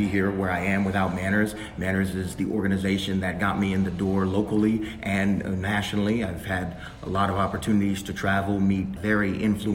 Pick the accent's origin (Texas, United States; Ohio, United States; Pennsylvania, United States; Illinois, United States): Texas, United States; Houston; I grew up in Houston, Texas